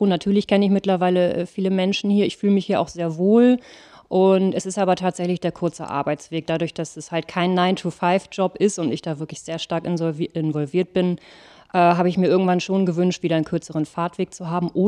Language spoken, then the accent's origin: German; Ratzeburg, Schleswig-Holstein, Germany; Ich bin in Ratzeburg tatsächlich aufgewachsen, geboren und habe da viele Jahre ja auch gelebt, bis ich im Endeffekt mit der Schule fertig war